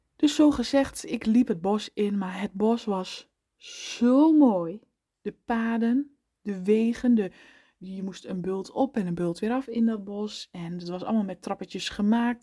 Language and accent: Dutch; eastern Netherlands, Netherlands; in het oosten waar ik vandaan kom